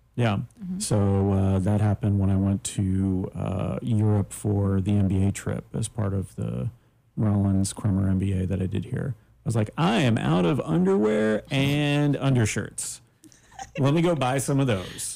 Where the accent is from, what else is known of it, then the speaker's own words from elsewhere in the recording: Daytona Beach, Florida, United States; growing up in Daytona, my family owned